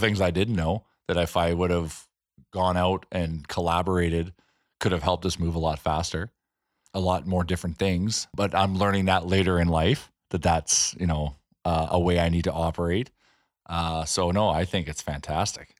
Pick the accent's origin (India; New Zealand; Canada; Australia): Canada; Edmonton, Alberta